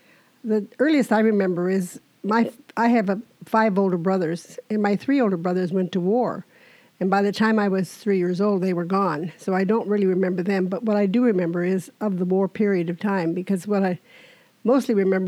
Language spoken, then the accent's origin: English; Camano Island, Washington, United States; I was born here on Kameno Island. And actually, I live a quarter of a mile from where I was born. And I'm married, and my husband and I have 10 children between the two of us. We have a blended family.